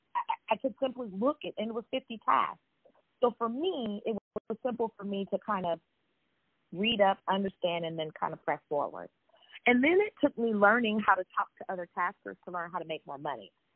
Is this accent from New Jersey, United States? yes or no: no; Sacramento, California, United States; moved away as an adult; also born or lived in New York; I was from Sacramento, I come from Sacramento, California